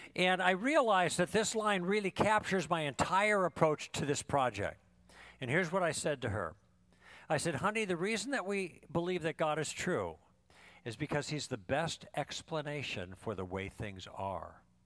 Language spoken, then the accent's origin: English; Thousand Oaks, California, United States; I'm from Thousand Oaks